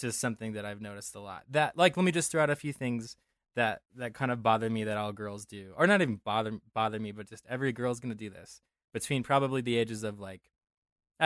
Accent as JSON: {"language": "English", "town": "Denver", "region": "Colorado", "country": "United States", "tie": "born or raised there", "said": "I grew up in Denver"}